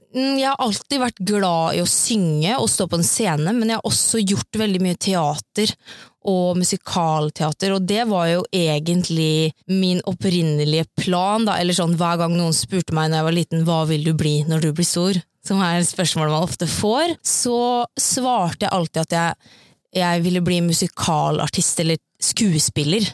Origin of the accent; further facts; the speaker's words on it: Sarpsborg, Østfold, Norway; moved away as an adult; now in Oslo, Norway; jeg kommer jo egentlig fra Sarpsborg, ja. og flytta til Oslo for tre år siden